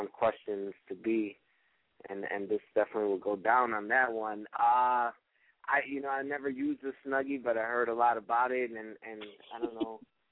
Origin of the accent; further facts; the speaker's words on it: Chicago, Illinois, United States; I'm from Chicago. I'm half Brazilian, half Mexican